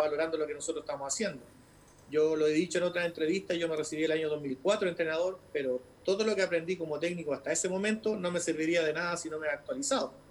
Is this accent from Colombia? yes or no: no; Chile; lo que somos los técnicos chilenos